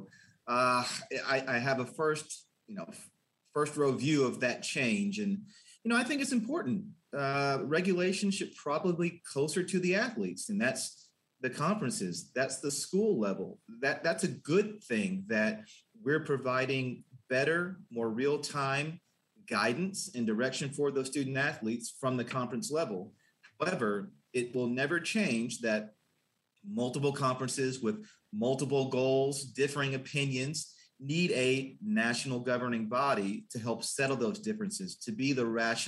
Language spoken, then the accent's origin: English; Lexington, Kentucky, United States; also born or lived in Austin, Texas; now in Dallas, United States; I was born in Lexington, Kentucky. So a UK fan growing up, a passionate town, moved to Austin, Texas